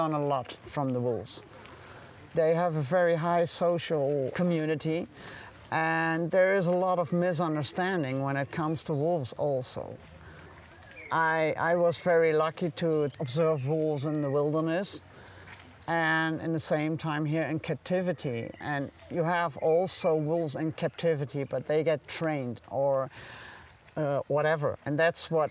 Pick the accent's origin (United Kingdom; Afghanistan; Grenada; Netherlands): Netherlands; now in Germany; So I'm officially not German. So I'm from the Netherlands. I'm born in Germany, but as a baby went to the Netherlands